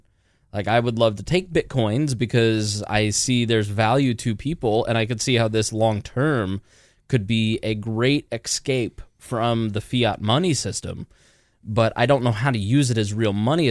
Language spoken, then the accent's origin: English; Indiana, United States; We're from Indiana.